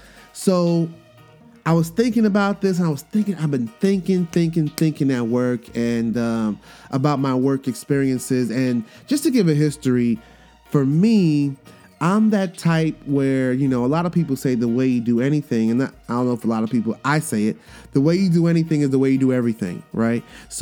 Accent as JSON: {"language": "English", "region": "New York", "country": "United States", "tie": "born or raised there", "also_born_or_lived": "Miami, United States", "said": "growing up as a military brat and spending my, you know, growing up in New York in the hood and then spending my summers in Miami and then having this international background that I have, this Caribbean background, cultural background"}